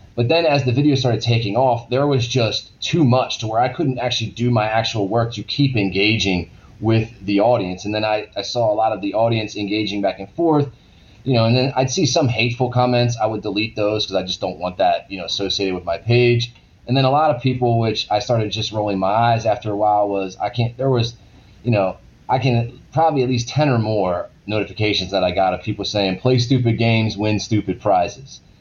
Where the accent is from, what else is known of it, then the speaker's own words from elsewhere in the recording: Maryland, United States; moved away; I'm originally from Maryland